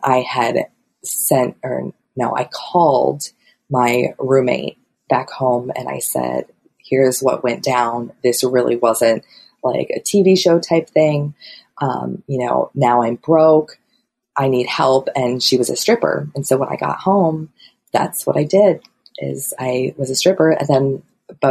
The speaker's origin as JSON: {"language": "English", "region": "Midwest", "country": "United States", "said": "a Midwesterner who lives in a town of 1200 people"}